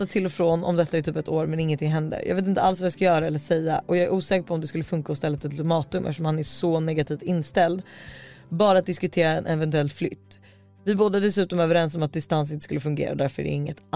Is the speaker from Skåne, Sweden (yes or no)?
no; Stockholm, Stockholm County, Sweden; now in Linköping, Sweden; Jag kommer från början från Stockholm och känner verkligen längtan tillbaka dit då jag har min familj där